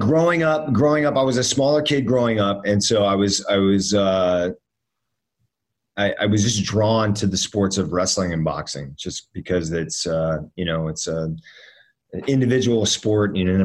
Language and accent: English; Miami, Florida, United States; also born or lived in Northern Virginia; when I was around five, my parents split up, and I moved down to Miami with my mom. And so then I grew up with my, pretty much my mom and my stepdad down in Miami